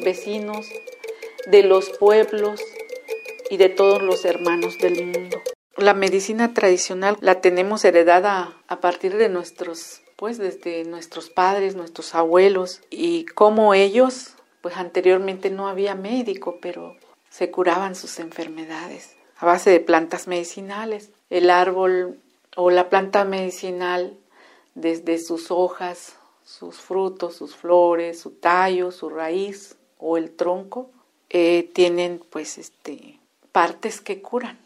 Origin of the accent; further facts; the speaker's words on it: San Juan Guichicovi, Oaxaca, Mexico; also born or lived in Encinal Colorado; nací en Encinal, Colorado. Desde muy pequeña en el pueblo donde nací y donde me crié en San Juan Guichicobi